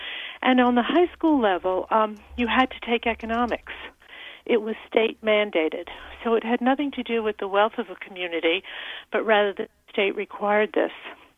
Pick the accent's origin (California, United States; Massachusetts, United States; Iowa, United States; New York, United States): New York, United States; New York City; now in Milford, United States; Well, I grew up in New York City, and in the New York City public school system, they provided banking systems for youngsters from fourth grade on.